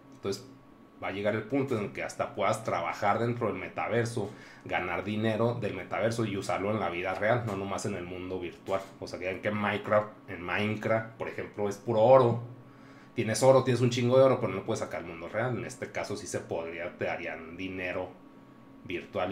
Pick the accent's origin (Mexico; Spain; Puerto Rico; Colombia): Mexico; somos de México